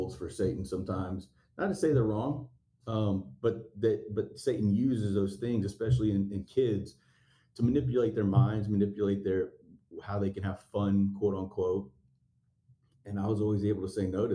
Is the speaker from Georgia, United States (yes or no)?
yes; Stone Mountain, Georgia, United States; I was raised in Stone Mountain, near Memorial Drive, Rockbridge Road, in that area.